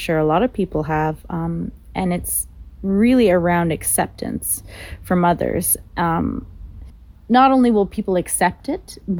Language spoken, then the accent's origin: English; Vancouver, British Columbia, Canada; I am 34, turning 34 next week, and I'm from Vancouver, BC.